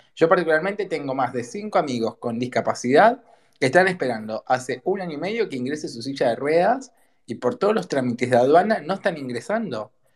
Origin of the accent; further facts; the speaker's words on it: Argentina; como argentino